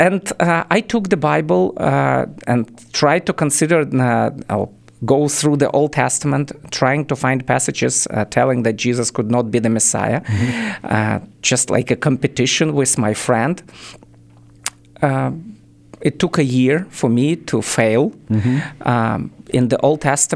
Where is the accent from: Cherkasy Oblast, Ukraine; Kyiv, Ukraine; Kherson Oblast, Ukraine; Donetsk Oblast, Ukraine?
Kyiv, Ukraine; English is a second language; moved away as an adult; also born or lived in Israel / Germany; I was born and raised in Kiev, capital of Ukraine